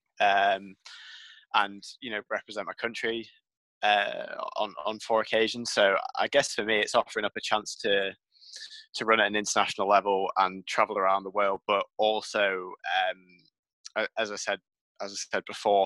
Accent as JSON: {"language": "English", "country": "United Kingdom", "said": "19, from Great Britain."}